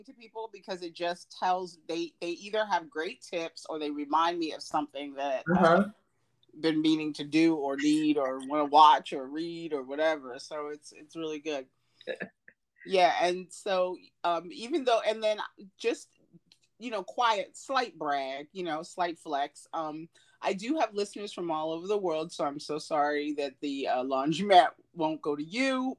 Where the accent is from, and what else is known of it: United States